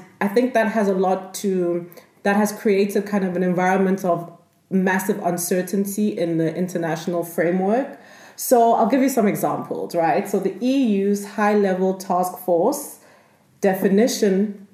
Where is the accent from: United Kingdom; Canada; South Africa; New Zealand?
South Africa; moved away as an adult; also born or lived in Nigeria; now in Vienna, Austria; I was born in Nigeria and I went to school and grew up most of my life in South Africa